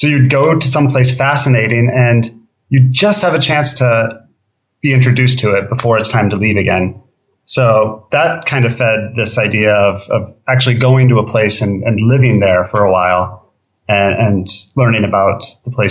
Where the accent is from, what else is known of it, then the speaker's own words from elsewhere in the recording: Minnesota, United States; also born or lived in Michigan / Ohio; I was born in Minnesota, lived in Michigan, Ohio, back to Minnesota.